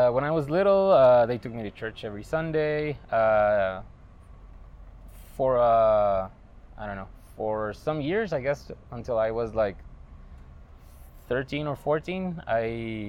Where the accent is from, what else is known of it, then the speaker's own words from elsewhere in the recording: Guatemala City, Guatemala Department, Guatemala; I'm 36 years old. I was born and raised in Guatemala City.